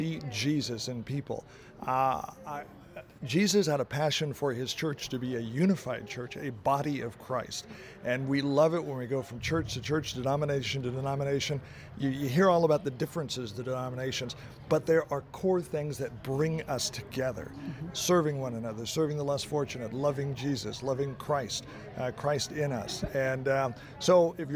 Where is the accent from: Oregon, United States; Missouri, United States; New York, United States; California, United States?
Oregon, United States; I'm from Oregon